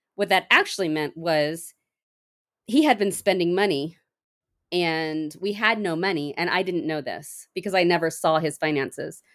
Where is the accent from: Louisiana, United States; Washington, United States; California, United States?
California, United States; San Diego; moved away as an adult; also born or lived in Minnesota / Portland; now I am from San Diego, we moved back to San Diego